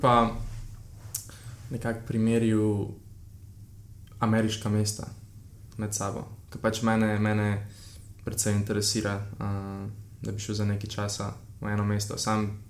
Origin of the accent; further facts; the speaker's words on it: Slovenia; also born or lived in Ljubljana; smo iz Slovenije, še posebej v Ljubljani